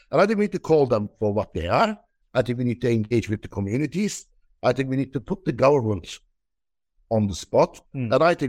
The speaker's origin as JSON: {"language": "English", "town": "Dublin", "region": "Leinster", "country": "Ireland", "said": "I'm also from East Wall, and I have no problem with asylum seekers and refugees."}